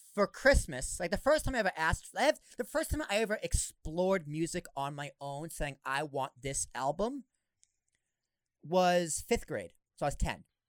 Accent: Boston, Massachusetts, United States; I grew up in Boston, went, came down to Jersey

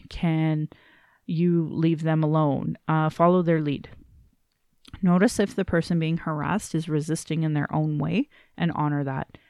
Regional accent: Calgary, Alberta, Canada; I was born in Calgary

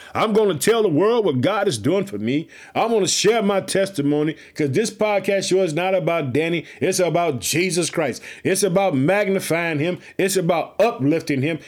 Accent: Illinois, United States

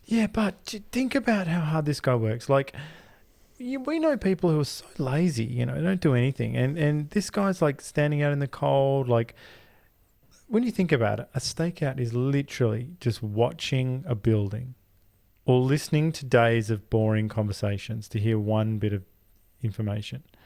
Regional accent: Australia; we're Australian, all we hear is Australian.

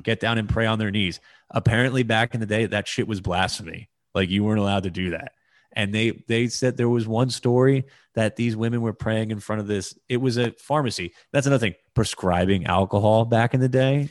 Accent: United States; as an American

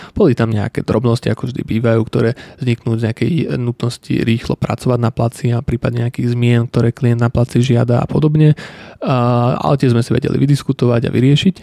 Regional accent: Slovakia; tu u nás ako Slovák ako mladý človek

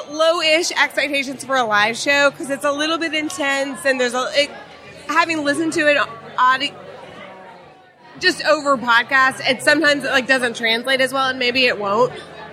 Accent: Austin, Texas, United States; I'm from Austin, Texas.

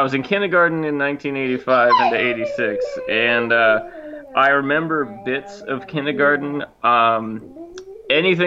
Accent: Washington, United States; also born or lived in the South (US) / South Korea / Enid, Oklahoma; I grew up in the South until I was seven, and then we moved to South Korea for 6 months, and then we moved to Washington State after that, and that's where I've lived ever since

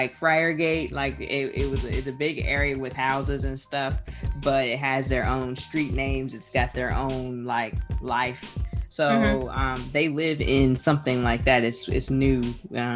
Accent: Hilton Head, South Carolina, United States; I'm from Hilton Head, South Carolina

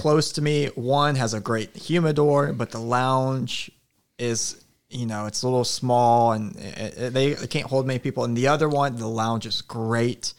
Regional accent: Anchorage, Alaska, United States; moved away; also born or lived in Claremore, Oklahoma; my hometown of Anchorage

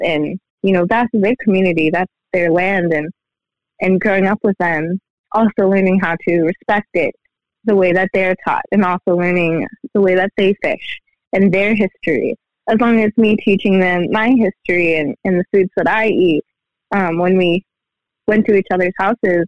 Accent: Aleutian Chain, Alaska, United States; now in Fairbanks, United States; I am from Alaska, out on the Aleutian Chain

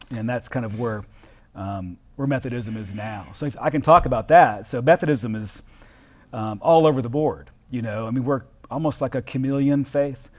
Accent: Southeastern Florida, United States; I was born in Southern Florida, um, Southeastern Southern Florida

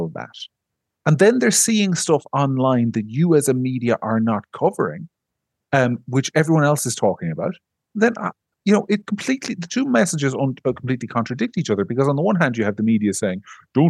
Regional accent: Ireland; as an Irish citizen

